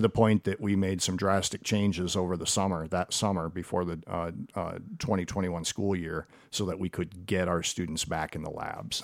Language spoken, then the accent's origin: English; Perrysburg, Ohio, United States; I grew up here and, uh, went to Frank Elementary before Woodland Elementary was built